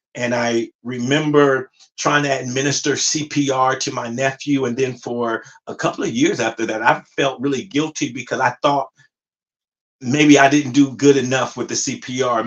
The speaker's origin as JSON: {"language": "English", "town": "Compton", "region": "California", "country": "United States", "tie": "born or raised there", "also_born_or_lived": "Pasadena, California", "said": "I'm originally from um, Compton, California, and I grew up in Compton back in the 80s"}